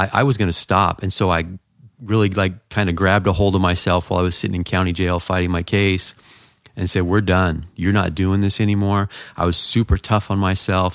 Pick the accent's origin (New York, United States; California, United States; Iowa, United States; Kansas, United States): California, United States; Southern; I grew up in Southern California.